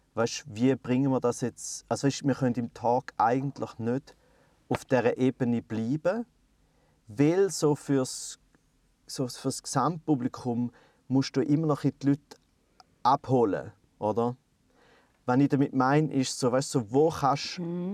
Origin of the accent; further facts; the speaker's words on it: Switzerland; bei uns in der Schweiz